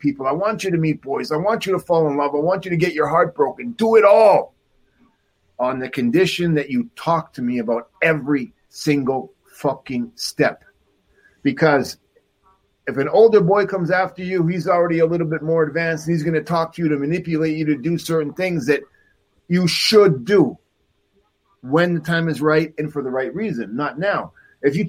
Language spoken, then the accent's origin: English; Mexico; also born or lived in Canada; me from Canada, but I grew up in Mexico